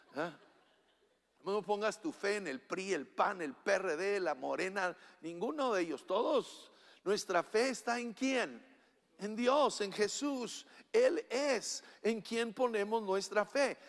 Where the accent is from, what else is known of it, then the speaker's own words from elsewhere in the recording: Chihuahua, Mexico; cuando crecí en la Junta Chihuahua